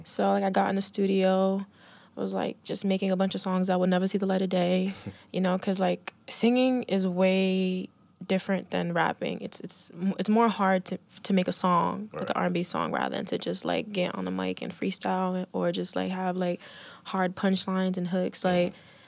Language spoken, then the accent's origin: English; Rhode Island, United States; Yeah, Southside.